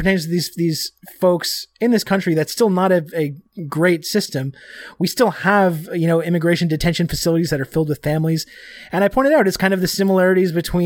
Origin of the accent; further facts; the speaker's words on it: Canada; I am Canadian